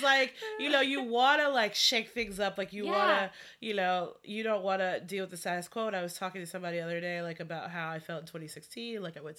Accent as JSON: {"language": "English", "region": "South Carolina", "country": "United States", "moved": "as an adult", "lives_now": "Washington, D.C., United States", "said": "I'm from South Carolina. Like I don't come from an affluent family"}